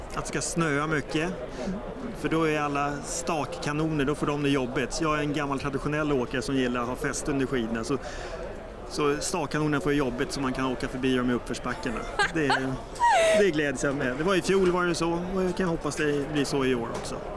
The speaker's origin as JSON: {"language": "Swedish", "town": "Stockholm", "region": "Stockholm County", "country": "Sweden", "said": "Jag är sörlänning från Stockholm"}